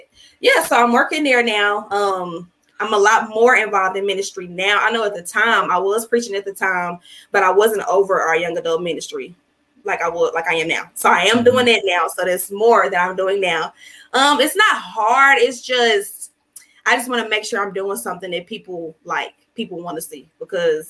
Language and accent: English; Little Rock, Arkansas, United States; I'm from here, Little Rock, Arkansas